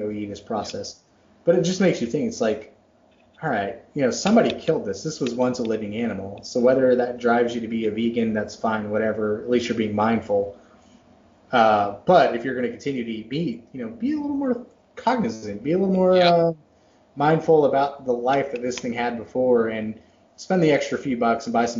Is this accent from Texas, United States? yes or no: yes; Dallas, Texas, United States; moved away; also born or lived in Massachusetts; I was born in Massachusetts, but I grew up in Texas